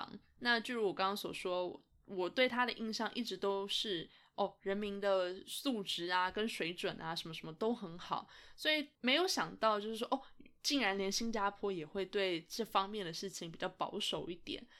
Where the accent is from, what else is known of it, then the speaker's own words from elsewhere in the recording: Canada; 那他知道我是从加拿大来的之后，就觉得很有很有兴趣吧。他说他对加拿大也非常有好感。